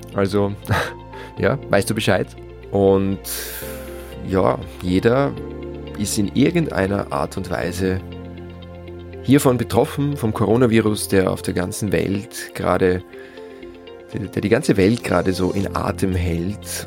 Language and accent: German; near St. Pölten, Lower Austria, Austria; in dem Haus, wo ich groß geworden bin, am Land, in der Nähe von St. Pölten in Niederösterreich